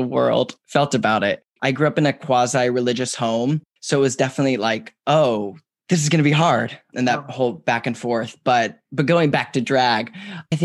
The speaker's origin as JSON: {"language": "English", "region": "Georgia", "country": "United States", "moved": "yes", "lives_now": "New York City, United States", "said": "I'm from Georgia"}